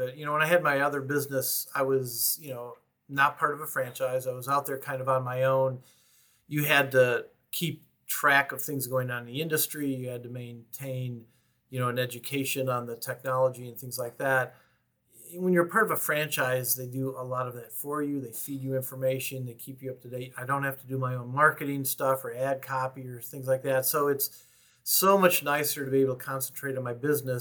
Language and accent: English; Michigan, United States; moved away; I'm from Michigan originally